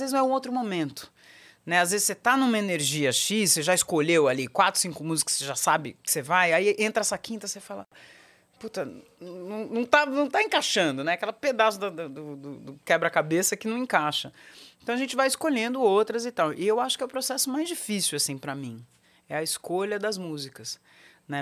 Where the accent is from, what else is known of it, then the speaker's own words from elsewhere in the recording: São Paulo, Brazil; Eu nasci em São Paulo, na Avenida Paulista